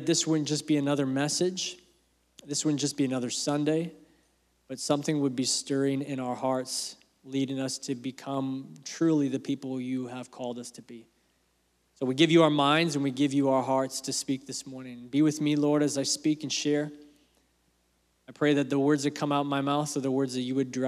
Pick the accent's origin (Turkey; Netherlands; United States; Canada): Canada; also born or lived in England; my family, when we came to Canada, I was born in England. Family's from England. We moved here when I was 2